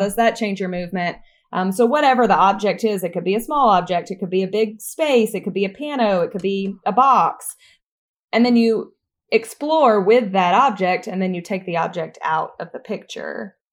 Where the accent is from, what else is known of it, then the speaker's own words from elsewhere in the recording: Troy, Alabama, United States; moved away as an adult; also born or lived in New York; I'm originally from Troy, Alabama